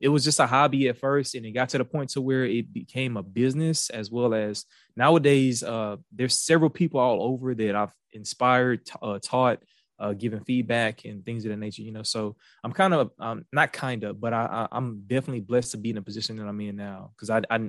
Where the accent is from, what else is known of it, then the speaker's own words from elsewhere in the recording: Houston, Texas, United States; accent: Houston; Yeah, so I was born in Houston. I moved around a lot as a kid. We moved all over from like Beaumont, Louisiana, different parts of Houston and things of that nature. But I'm a Houston native. You can probably tell in my accent